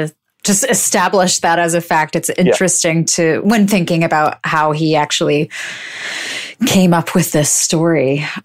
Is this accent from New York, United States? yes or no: yes; New York City, New York, United States; I grew up in Brooklyn.